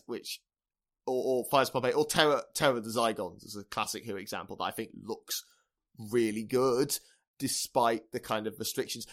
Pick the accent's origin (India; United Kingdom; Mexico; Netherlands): United Kingdom; we're British